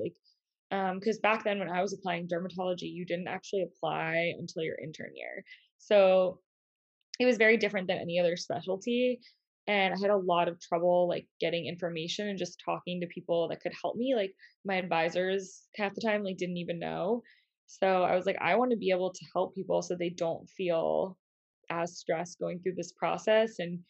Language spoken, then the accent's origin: English; Northeast, United States; And since I am from the Northeast, we figured that it was a little bit closer to home.